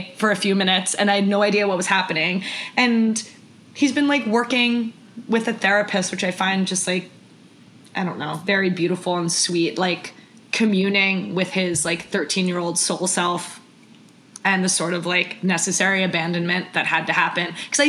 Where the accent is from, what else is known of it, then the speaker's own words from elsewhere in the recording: New York, United States; I grew up on the Upper East Side of New York